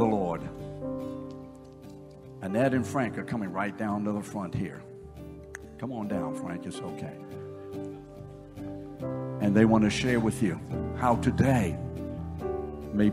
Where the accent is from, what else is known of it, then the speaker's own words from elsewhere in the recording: London, United Kingdom; I'm English. I was born in London, England. I'm English.